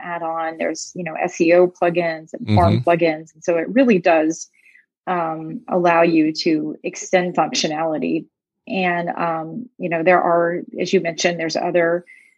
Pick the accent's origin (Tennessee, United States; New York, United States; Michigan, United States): Tennessee, United States; moved away as an adult; also born or lived in Phoenix, Arizona; I was born and raised in Tennessee